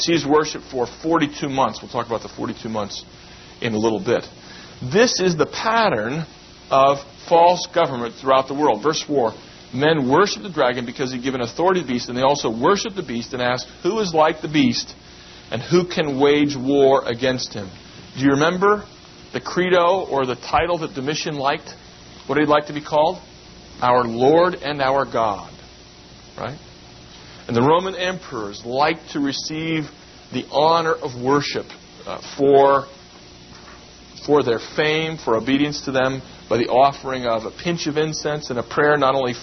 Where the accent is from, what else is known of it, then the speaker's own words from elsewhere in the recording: United States; we should be glad to be Americans. It's a wonderful land that we've had the privilege of being born